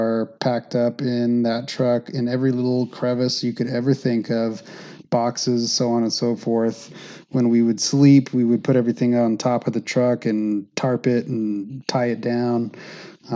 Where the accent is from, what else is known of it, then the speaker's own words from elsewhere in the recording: Phoenix, Arizona, United States; also born or lived in Tampa, Florida; I was born and raised in Phoenix, Arizona, lived there most of my life except for like a year and a half when I lived in Tampa, Florida for grad school